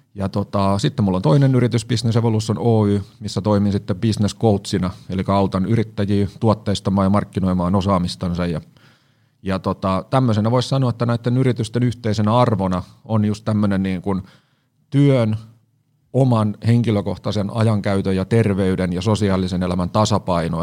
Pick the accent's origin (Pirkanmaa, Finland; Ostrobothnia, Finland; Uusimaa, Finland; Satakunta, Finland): Satakunta, Finland; Siikainen; moved away as an adult; now in Helsinki, Finland; mä siis Siikasista maatalosta kotosin